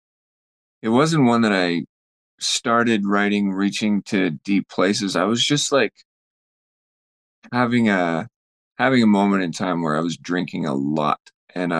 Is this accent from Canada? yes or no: yes; Fort St. John, British Columbia, Canada; we were up in Fort St. John in my hometown